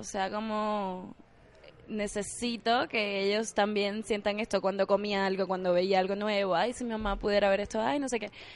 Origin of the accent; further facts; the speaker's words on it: Havana, Cuba; moved away as an adult; also born or lived in Camagüey, Cuba; now in Mexico; la de La Habana, que es de donde yo soy